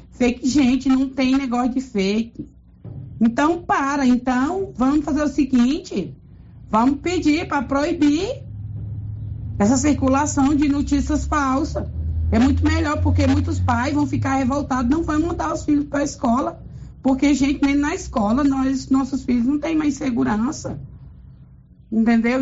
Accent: Silvânia, Goiás, Brazil; sou daqui de Silvânia.

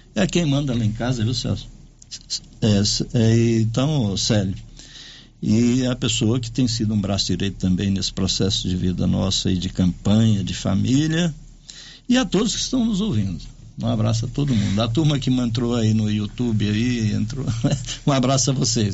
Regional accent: Senador Canedo, Goiás, Brazil; eu que nasci em Senador Canedo

